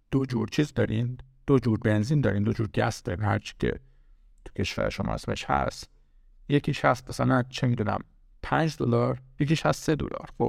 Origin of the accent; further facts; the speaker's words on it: Iran; now in United States; من از ایران اومدم آمریکا